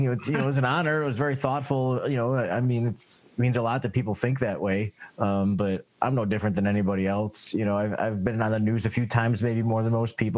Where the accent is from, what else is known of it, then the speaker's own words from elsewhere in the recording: Tonawanda, New York, United States; I grew up in Tonawanda, and which is just a northern suburb of the city